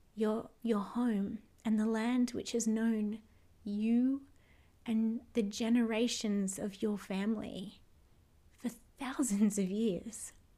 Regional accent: Australia; all of my ancestors left their homelands and their homes to come here to Australia

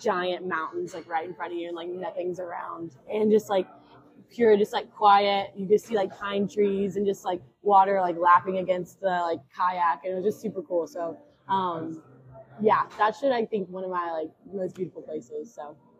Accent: Jackson, Tennessee, United States; moved away as an adult; also born or lived in Birmingham, Alabama; now in Memphis, United States; I'm originally from Jackson, Tennessee, so not too far. But yeah, I'm a West Tennessee girl through and through

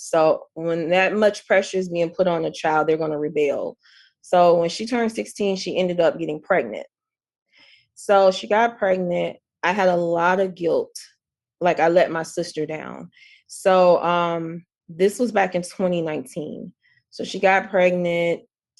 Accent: the South, United States; even though I grew up in the South, I felt like I grew up here, like mentally, spiritually.

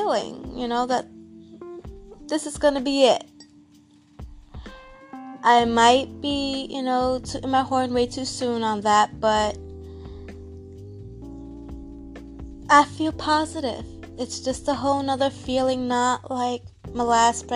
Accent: New York, United States; moved away as an adult; now in Florida, United States; I currently live in Florida. It's going on 4 years. And I've always lived in New York. I'm a New Yorker

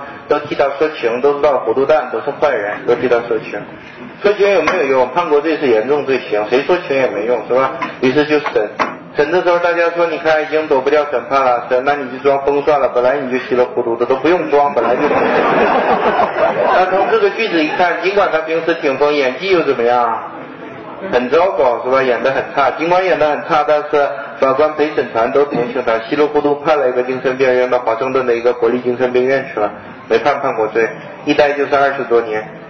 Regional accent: China; 我们都是中国人，我怎么不知道这是肱二头肌的？

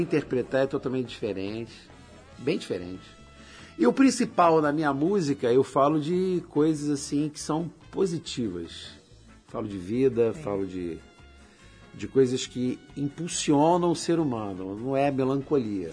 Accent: Nova Iguaçu, Rio de Janeiro, Brazil; moved away as an adult; now in Belém, Brazil; Eu sou natural de Nova Iguaçu, no estado do Rio de Janeiro. Sou carioca, né? Rio de Janeiro. Só que eu moro em Belém do Pará já há nove anos.

